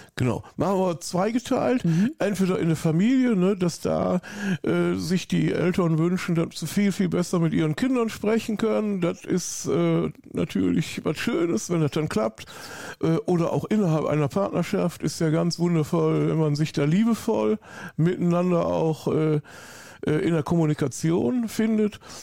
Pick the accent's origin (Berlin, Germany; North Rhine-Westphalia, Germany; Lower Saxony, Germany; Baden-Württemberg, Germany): North Rhine-Westphalia, Germany; Hückeswagen; accent: Rhineland; now in Austria; ursprünglich bin ich Bergischer Jung. Ich komme aus der Nähe von Köln